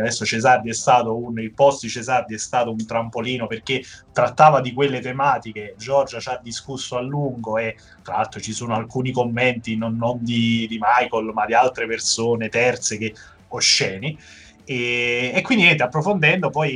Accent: Naples, Campania, Italy; Da buon napoletano

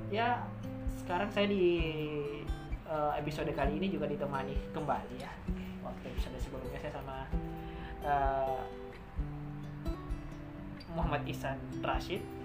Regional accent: West Sulawesi, Indonesia; Ya bencana yang terjadi di Sulawesi Barat, di kampung halaman saya

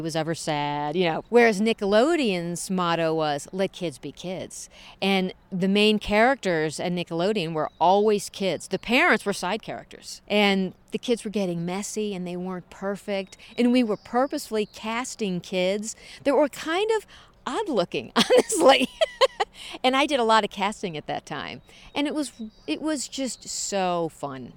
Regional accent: St. Louis, Missouri, United States; moved away; I'm from the Midwest, from Saint Louis, right in the middle of the United States

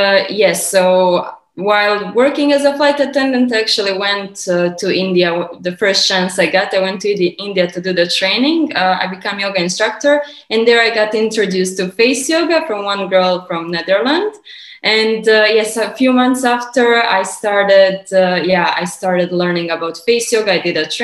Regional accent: Montenegro; moved away as an adult; also born or lived in United States / Canada / Dubai; Originally, I'm from Montenegro, which is southern, eastern, Europe. It's a small Balkan country

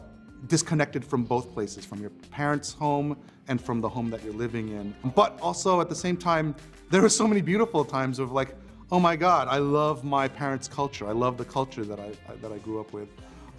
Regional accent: New York, United States; growing up in New York at that time in the late 80s, early 90s

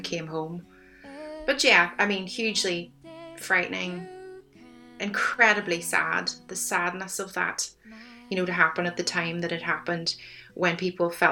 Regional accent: County Tyrone, Northern Ireland, United Kingdom; now in Limerick, Ireland; I had a very quiet experience of growing up in Northern Ireland, you know, that rural safety

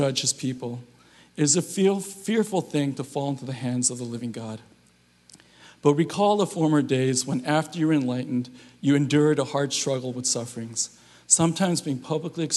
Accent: Southern California, United States; now in San Francisco Bay Area, United States; I'm from SoCal, so the winters here are just way too cold for me

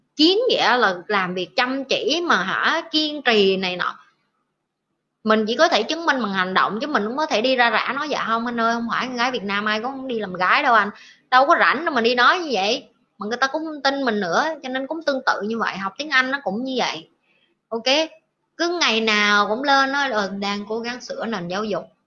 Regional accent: Vietnam

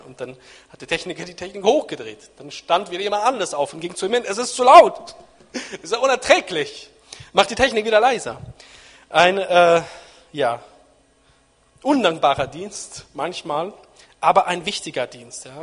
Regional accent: Nienburg, Lower Saxony, Germany; ich bin in Nienburg an der Weser aufgewachsen, in Niedersachsen, da bin ich aufgewachsen, sozialisiert

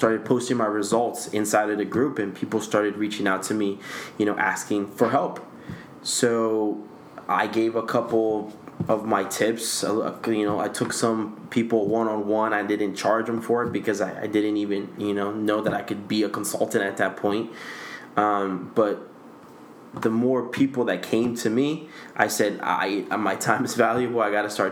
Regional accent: Guatemala; now in United States; I'm from Central America, Guatemala

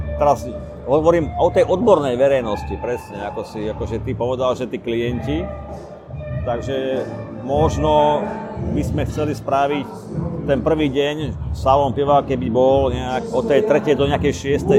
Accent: Slovakia; ja sme prišli na Slovensko, naspäť domov

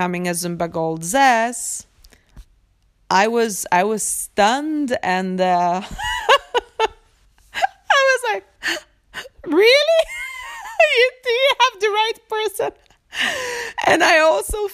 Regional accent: Sweden; also born or lived in Poland; I'm from Sweden and I'm born in Poland

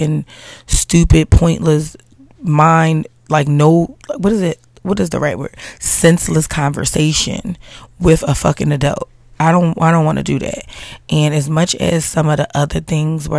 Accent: Philadelphia, Pennsylvania, United States; I'm like from Philly

